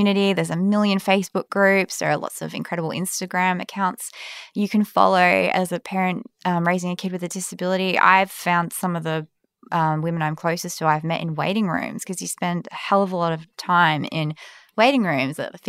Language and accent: English; Perth, Western Australia, Australia; also born or lived in London / Melbourne; now in Sydney, Australia; I'm from Perth originally